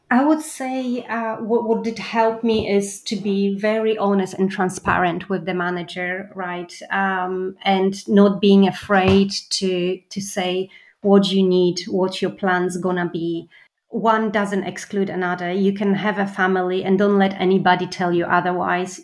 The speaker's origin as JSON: {"language": "English", "country": "Poland", "moved": "yes", "said": "I'm from Poland"}